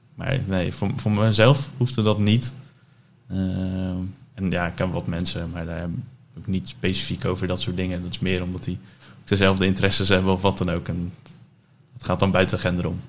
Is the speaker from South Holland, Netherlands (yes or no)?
yes; Dordrecht, South Holland, Netherlands; now in Gouda, Netherlands; geboren in Dordrecht. dus 27 jaar geleden. Ondertussen verhuisd naar het mooie Gouda